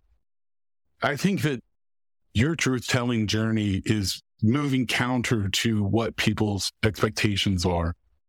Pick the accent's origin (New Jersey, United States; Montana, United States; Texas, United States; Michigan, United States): Texas, United States; moved away; also born or lived in Raleigh, North Carolina; I'm originally from Texas.